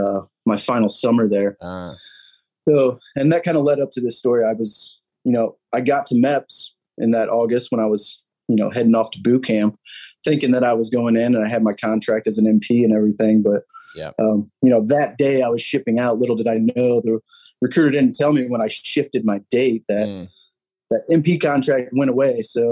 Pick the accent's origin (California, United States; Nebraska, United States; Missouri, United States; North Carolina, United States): Missouri, United States; St. Louis; Dude, I'm from St. Louis. It's like life around